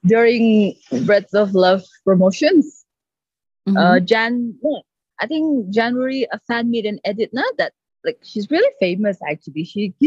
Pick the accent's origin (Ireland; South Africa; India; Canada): India; And then I'm from India.